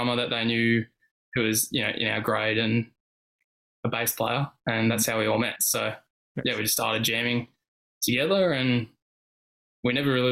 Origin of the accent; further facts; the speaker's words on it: Sydney, New South Wales, Australia; born and raised in Sydney